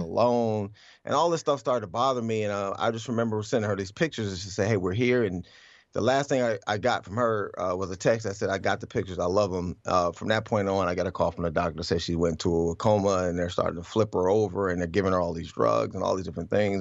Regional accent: Cleveland, Ohio, United States; I grew up in Cleveland

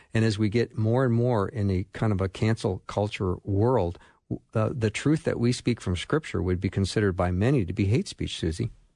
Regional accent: Edina, Minnesota, United States; Edina, Minnesota, which is my hometown.

